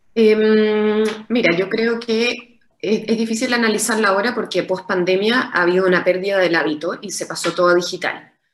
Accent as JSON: {"language": "Spanish", "country": "Chile", "said": "como chilenos"}